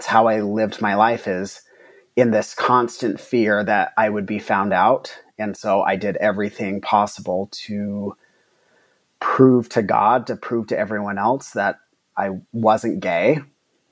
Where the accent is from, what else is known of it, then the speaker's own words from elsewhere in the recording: Mesa, Arizona, United States; I grew up in Mesa, Arizona, which is a predominantly Mormon community